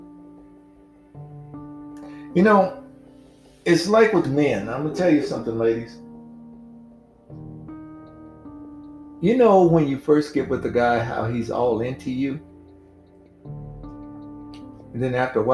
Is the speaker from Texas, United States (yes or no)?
no; Mississippi, United States; I used to see this growing up in Mississippi.